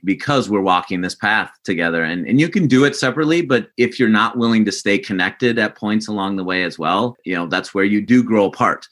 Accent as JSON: {"language": "English", "region": "South Dakota", "country": "United States", "tie": "born or raised there", "said": "I grew up in South Dakota as well."}